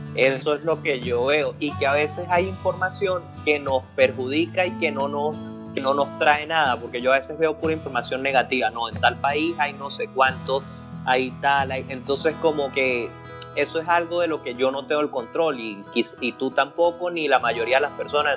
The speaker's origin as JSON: {"language": "Spanish", "country": "Venezuela", "said": "a nosotros como venezolanos"}